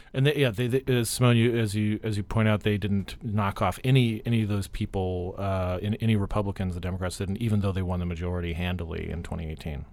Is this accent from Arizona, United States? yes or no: yes; Arizona, United States; Arizona, my home state